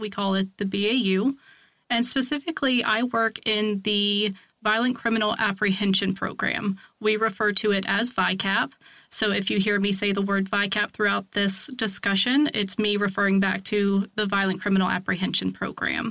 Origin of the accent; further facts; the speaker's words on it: Virginia, United States; I was born and raised in Virginia. I live there still, just in a very different part